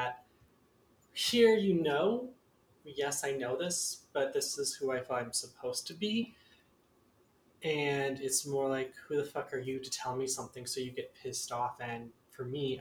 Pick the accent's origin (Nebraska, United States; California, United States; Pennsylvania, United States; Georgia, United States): Nebraska, United States; Lincoln; I grew up in Lincoln, Nebraska